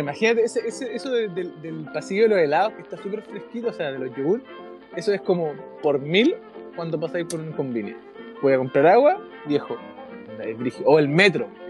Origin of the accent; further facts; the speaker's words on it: Antofagasta, Chile; moved away as an adult; now in Japan; yo soy, soy de Antofagasta